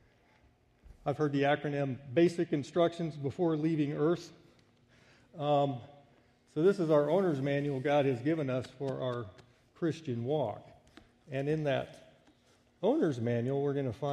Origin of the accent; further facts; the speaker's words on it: United States; when I would come back home, it was always a culture shock for me as an American